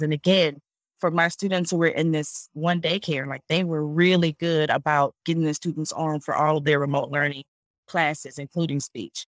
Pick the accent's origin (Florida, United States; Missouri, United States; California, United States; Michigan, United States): Michigan, United States; Detroit; moved away as an adult; also born or lived in Charlotte, North Carolina; I am originally from Detroit